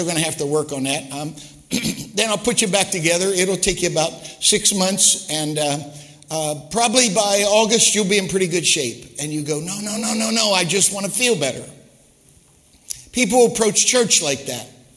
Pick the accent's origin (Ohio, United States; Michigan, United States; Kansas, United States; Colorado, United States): Michigan, United States; Detroit; I said, Detroit